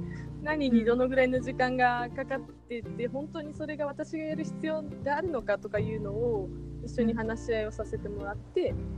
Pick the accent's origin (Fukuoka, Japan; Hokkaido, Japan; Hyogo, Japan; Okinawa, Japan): Fukuoka, Japan; now in Tokyo, Japan; 私もともと福岡出身なんですけども